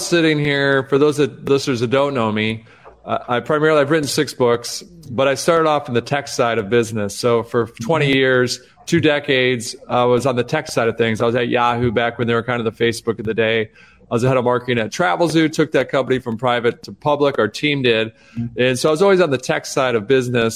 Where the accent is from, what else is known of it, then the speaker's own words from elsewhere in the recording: Detroit, Michigan, United States; I grew up in Detroit